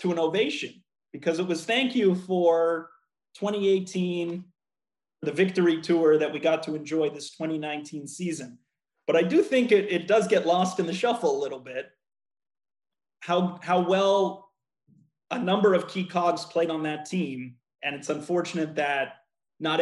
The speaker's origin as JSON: {"language": "English", "town": "Montreal", "region": "Quebec", "country": "Canada", "tie": "born or raised there", "moved": "as an adult", "lives_now": "Washington, United States", "said": "born and raised in Montreal"}